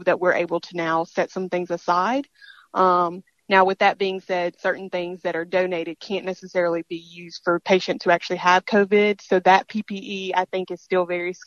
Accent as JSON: {"language": "English", "region": "Mississippi", "country": "United States", "said": "this is my home state"}